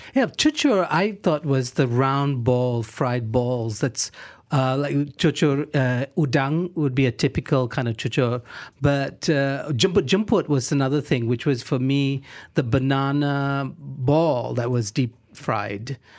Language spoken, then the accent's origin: English; Johor Bahru, Johor, Malaysia; I'm from Johor Bahru